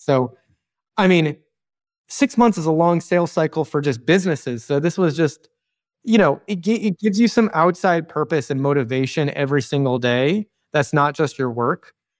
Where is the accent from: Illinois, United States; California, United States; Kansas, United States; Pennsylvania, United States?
Illinois, United States; Chicago; Weirdly, I grew up in Chicago and I don't collect Michael Jordan.